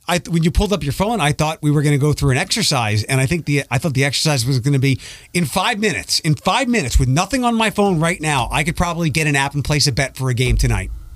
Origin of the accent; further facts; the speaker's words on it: Philadelphia, Pennsylvania, United States; moved away; also born or lived in Detroit; I grew up in Philadelphia